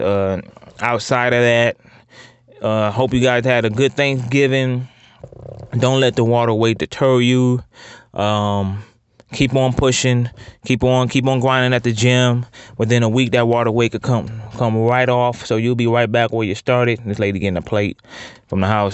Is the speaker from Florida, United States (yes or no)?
no; Ohio, United States; I'm from Ohio